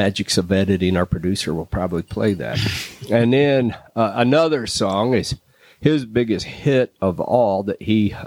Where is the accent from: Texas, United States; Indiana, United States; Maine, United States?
Texas, United States; Austin; I grew up in Austin listening to a radio station that played this album